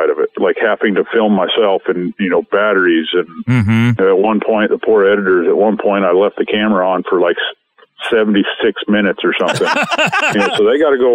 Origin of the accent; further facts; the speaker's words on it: Montana, United States; my home state of Montana